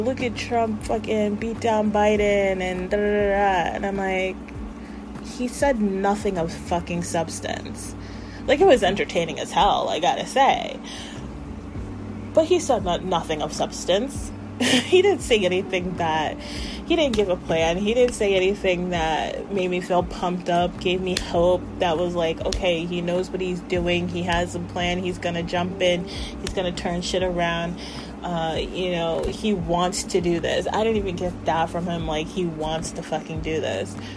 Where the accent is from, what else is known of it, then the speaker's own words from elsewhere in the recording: United States; we, as the American people